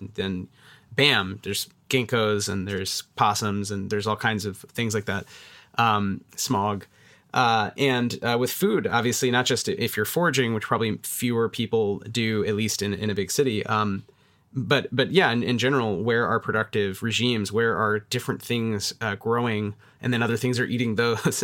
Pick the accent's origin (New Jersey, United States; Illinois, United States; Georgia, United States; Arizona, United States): Georgia, United States; Atlanta; I grew up in Atlanta